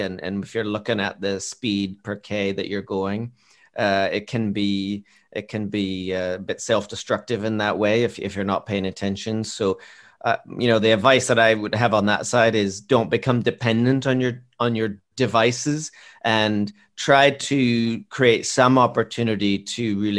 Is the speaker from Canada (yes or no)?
yes; Canada; So I'm Canadian, and we have this place called Tim Hortons.